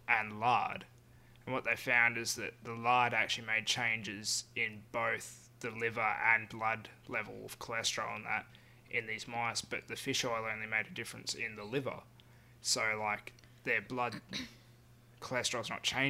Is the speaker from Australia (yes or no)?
yes; Carnarvon, Western Australia, Australia; now in Perth, Australia; as a kid growing up in Carnarvon.